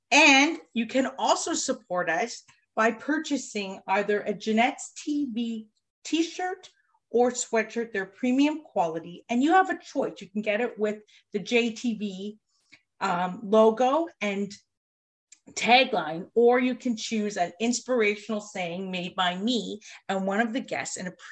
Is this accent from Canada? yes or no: yes; Canada